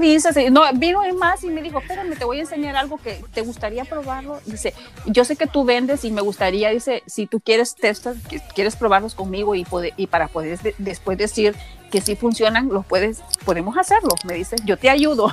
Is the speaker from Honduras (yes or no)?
yes; Honduras; now in Raleigh, United States; Soy de Honduras, vivo en Estados Unidos, en el estado de North Carolina.